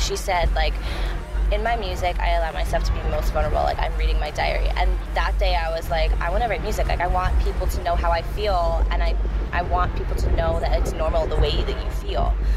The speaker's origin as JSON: {"language": "English", "town": "Doylestown", "region": "Pennsylvania", "country": "United States", "tie": "born or raised there", "lives_now": "Philadelphia, United States", "said": "I grew up, so I grew up a little outside of Philly. It's a, it's like um, Doylestown area."}